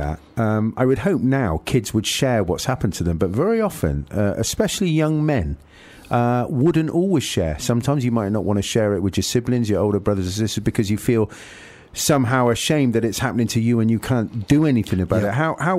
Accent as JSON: {"language": "English", "town": "Nottingham", "region": "East Midlands", "country": "United Kingdom", "tie": "born or raised there", "said": "when we were younger, growing up in Nottingham."}